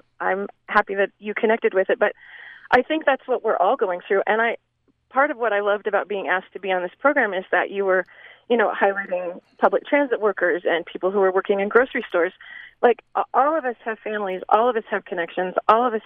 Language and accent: English; the West, United States; part of what I love about growing up in the West are, you know, our wide open spaces